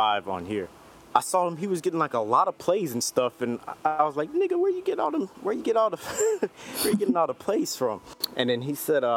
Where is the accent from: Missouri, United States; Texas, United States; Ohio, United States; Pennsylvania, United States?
Texas, United States; Houston; I'm an artist from Houston, Texas